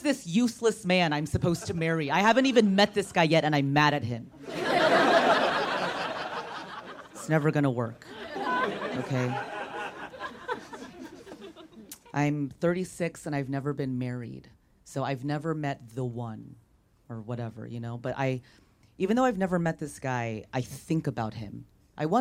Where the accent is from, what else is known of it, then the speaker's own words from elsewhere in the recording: Orange County, California, United States; I was raised in Orange County